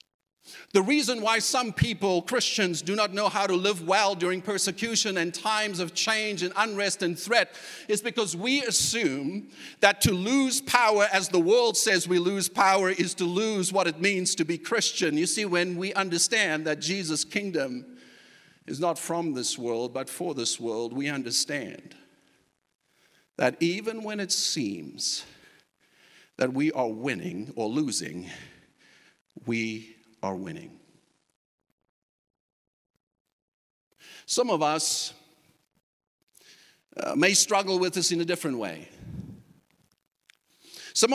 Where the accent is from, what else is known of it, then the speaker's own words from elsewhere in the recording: South Africa; moved away; a culture that I was even accustomed to growing up in South Africa